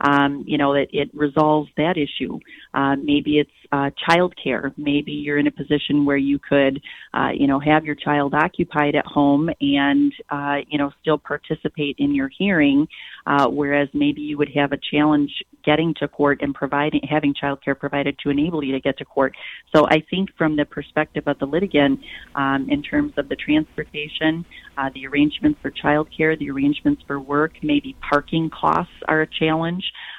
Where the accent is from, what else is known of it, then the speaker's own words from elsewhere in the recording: Flint, Michigan, United States; also born or lived in Detroit, Michigan; I was born and raised in Flint, and attended school and lived in Flint all the way through college.